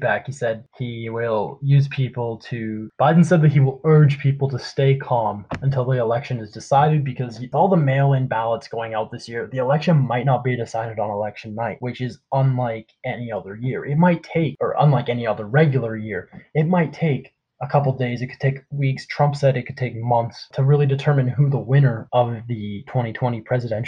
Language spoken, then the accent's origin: English; Canada; I'm Canadian